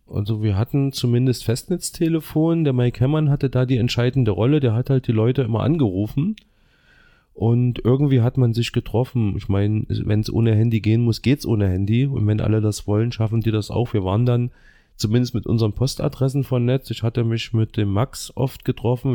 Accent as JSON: {"language": "German", "country": "Germany", "tie": "born or raised there", "said": "ich bin im Ostviertel aufgewachsen, in der Ostschule"}